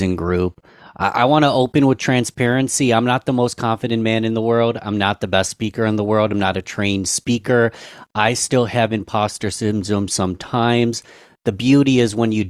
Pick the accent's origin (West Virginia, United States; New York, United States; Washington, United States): New York, United States; Rochester; my hometown of Rochester, New York